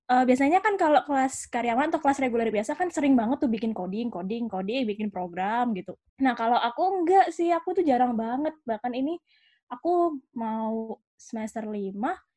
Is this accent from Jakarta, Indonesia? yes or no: no; Malang, East Java, Indonesia; Ya, uh, aku asalnya dari Malang.